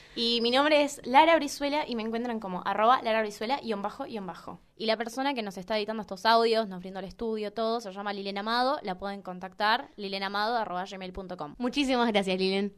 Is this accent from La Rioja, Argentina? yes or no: no; Chaco, Argentina; moved away as an adult; now in Buenos Aires, Argentina; yo soy de Chaco, ¿no? Provincia.